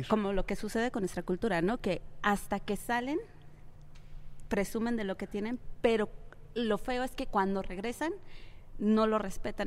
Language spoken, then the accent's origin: Spanish; Mexico; mi propio país